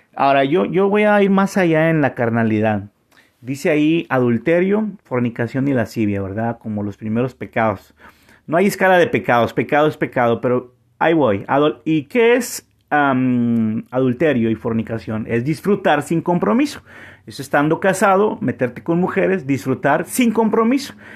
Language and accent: Spanish; Monterrey, Nuevo León, Mexico; moved away as an adult; also born or lived in San Antonio, Texas / Vancouver, Canada; now in Montreal, Canada; yo soy de Monterrey, México